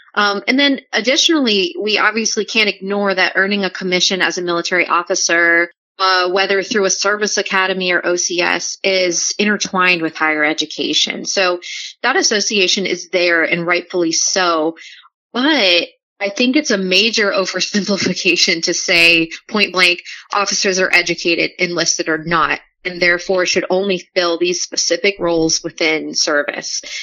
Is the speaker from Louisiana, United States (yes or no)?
yes; New Orleans, Louisiana, United States; moved away; I'm originally from New Orleans